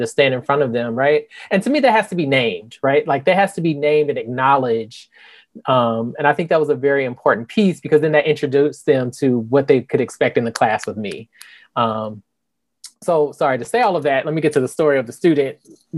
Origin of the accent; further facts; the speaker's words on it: Indianapolis, Indiana, United States; moved away as an adult; also born or lived in Iowa / Salem, Massachusetts; now in Tallahassee, United States; I'm just a Midwestern boy from Indianapolis, Indiana, born and raised